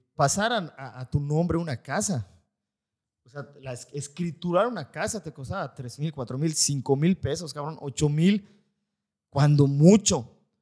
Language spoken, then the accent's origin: Spanish; Valladolid, Yucatán, Mexico; los que somos de Valladolid